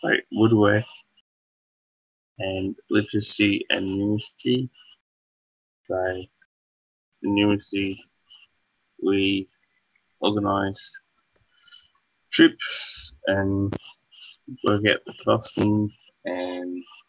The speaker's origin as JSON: {"language": "English", "town": "Seymour", "region": "Victoria", "country": "Australia", "said": "I'm from Seymour. I've been here for a lot. A small little town."}